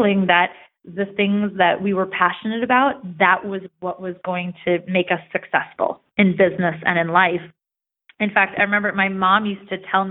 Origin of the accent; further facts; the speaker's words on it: United States; I grew up about an hour outside of New York City